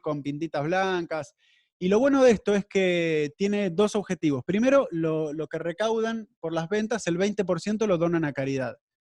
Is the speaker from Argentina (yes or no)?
yes; Argentina; now in Miami, United States; Yo soy argentino